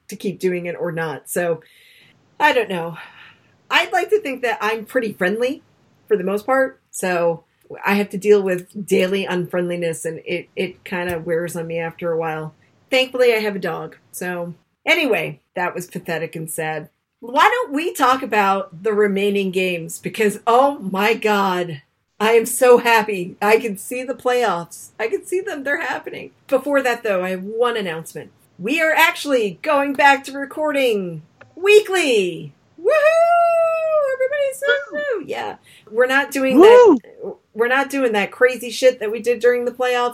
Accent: Newport, Rhode Island, United States; now in Massachusetts, United States; I grew up in Newport

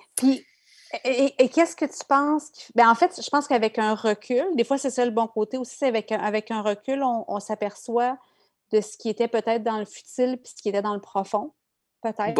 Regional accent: Quebec, Canada; moved away as an adult; j'ai quitté le Québec

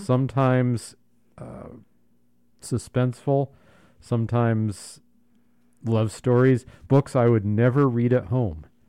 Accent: Southern California, United States; moved away; growing up in Southern California, I went to the beach a lot.

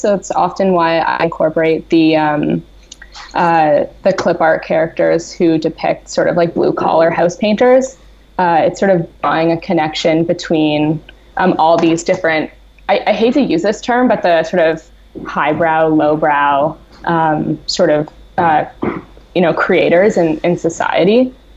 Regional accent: Toronto, Ontario, Canada; I spent studying at an actually really traditional painting academy in my hometown of Toronto

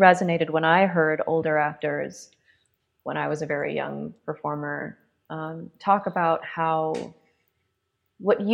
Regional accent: Los Angeles, California, United States; somebody who's half Chinese and I grew up in Los Angeles

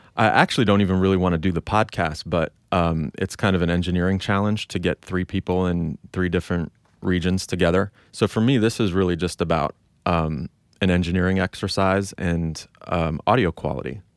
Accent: United States; I feel like such an American

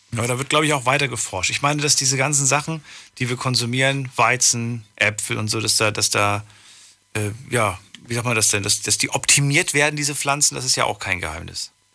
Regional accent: GDR, East Germany, Germany; Wir kommen ja aus der DDR

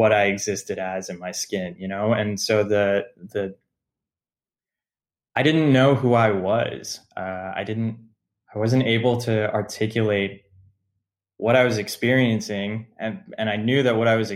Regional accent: United States; being American and having parents come from these parts of the world

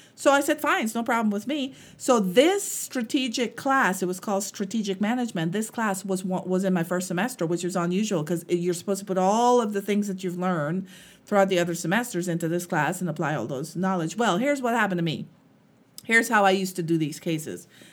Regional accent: Guyana; moved away; when I was growing up and, um, we lived in Guyana. I'm, I'm from Guyana

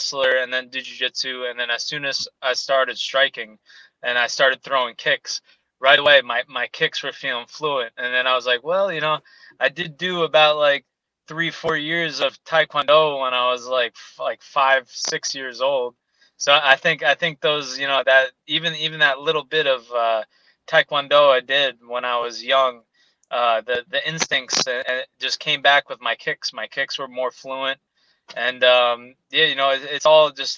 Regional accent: Long Island, New York, United States; moved away as an adult; also born or lived in Tampa; I was born and raised in Long Island

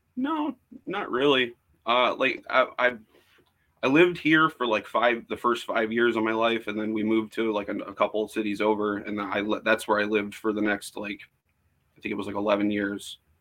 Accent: Woodhaven, Michigan, United States; i was born where i live right now in woodhaven michigan i'm about uh, 20 minutes south of detroit

